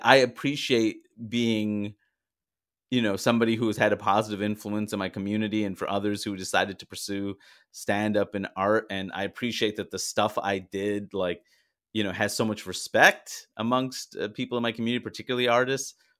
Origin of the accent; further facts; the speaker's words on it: New York City, New York, United States; also born or lived in London, United Kingdom; growing up in New York